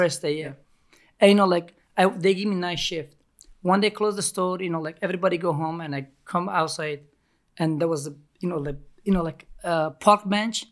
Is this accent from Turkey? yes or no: yes; Turkey; English is a second language; also born or lived in Montreal, Canada; now in New York, United States; I grew up in Ca, uh, Turkey